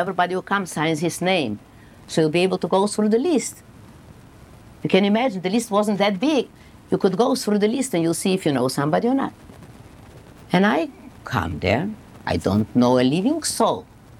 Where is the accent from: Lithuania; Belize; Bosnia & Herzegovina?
Lithuania; Vilnius, Vilnius County; moved away; I will walk up to the Green Bridge where I grew up